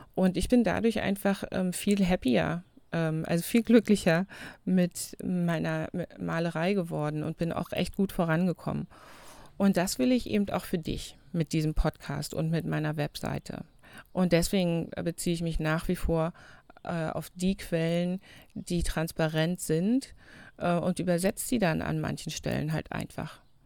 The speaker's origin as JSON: {"language": "German", "country": "Germany", "also_born_or_lived": "New Zealand", "said": "Wir haben bei uns in Deutschland immer noch das Zunftsystem"}